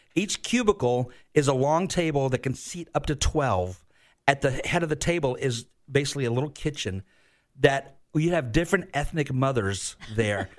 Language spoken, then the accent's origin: English; Florida, United States; also born or lived in Virginia; getting back home to Florida. Like, I was heartbroken that I had to move out of my home state